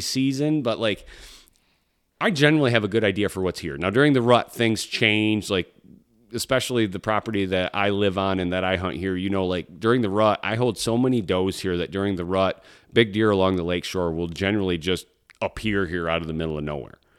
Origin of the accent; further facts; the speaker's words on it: Michigan, United States; my home state of Michigan